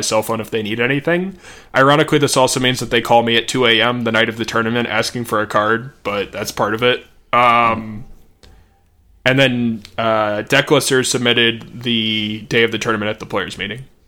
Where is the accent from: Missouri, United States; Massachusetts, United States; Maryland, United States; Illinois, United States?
Missouri, United States; I'm from Missouri